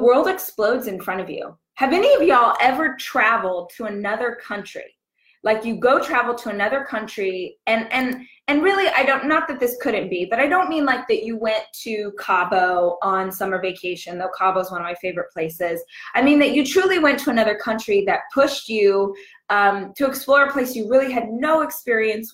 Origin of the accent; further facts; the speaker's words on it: Southern California, United States; moved away as an adult; also born or lived in Los Angeles, United States; now in Austin, United States; I'm born and raised in Southern Cali